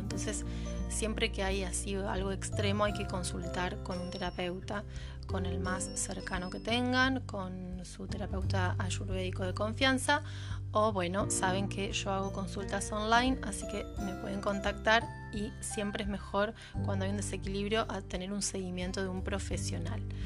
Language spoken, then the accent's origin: Spanish; Santa Fe, Argentina; soy de Santa Fe Capital, Argentina